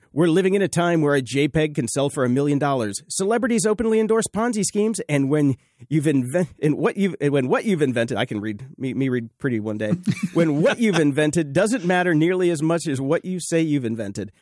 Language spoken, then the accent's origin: English; the South, United States; I grew up in the South and I grew up around her